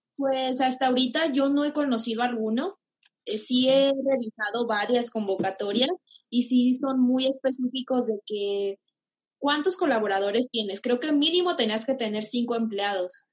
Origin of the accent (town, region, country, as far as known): Pénjamo, Guanajuato, Mexico; now in Jalisco, Mexico